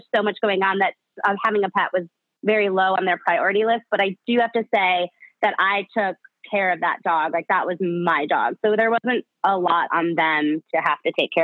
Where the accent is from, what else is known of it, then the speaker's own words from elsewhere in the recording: Chicago, Illinois, United States; I grew up in Chicago